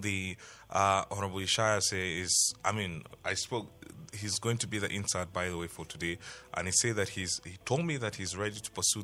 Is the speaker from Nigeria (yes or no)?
yes; Nigeria; I'm a Nigerian